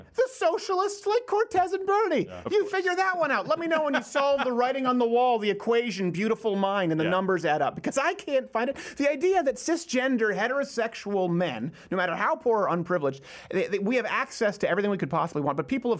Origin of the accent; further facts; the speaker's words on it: Ireland; Look, I'm like, I'm Irish.